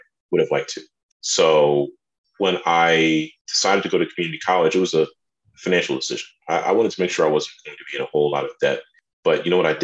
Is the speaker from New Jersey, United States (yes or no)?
yes; New Jersey, United States; also born or lived in France; I'm from New Jersey, and my mother, she is a French teacher, public school teacher in New Jersey